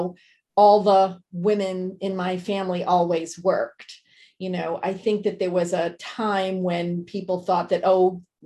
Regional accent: Bedford, Massachusetts, United States; moved away as an adult; also born or lived in New York City; I'm from Bedford, Massachusetts. So it's right between Lexington and Concord

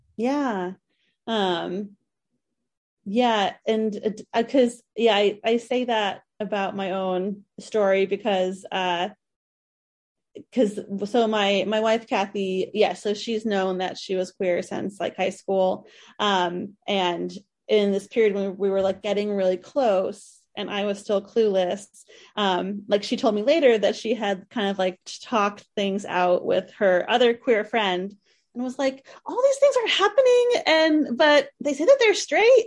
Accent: East Coast, United States; I grew up on the East Coast

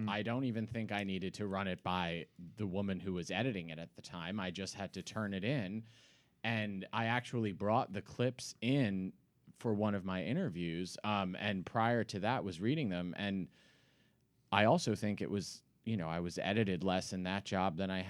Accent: Hopewell Junction, New York, United States; now in Bushwick, Brooklyn, United States; I grew up in Hopewell Junction.

